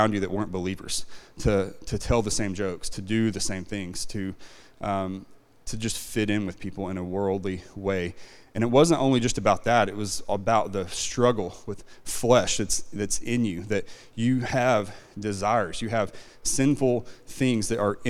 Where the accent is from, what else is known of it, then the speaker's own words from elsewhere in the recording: Van Buren, Arkansas, United States; also born or lived in Red Oak, Oklahoma; now in Oklahoma, United States; I grew up in Arkansas, not very far away, just in Van Buren.